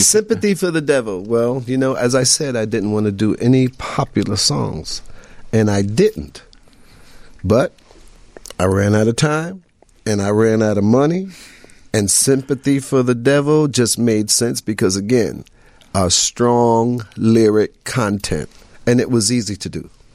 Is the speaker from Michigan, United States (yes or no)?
no; New York City, New York, United States; I grew up in Queensbridge projects in New York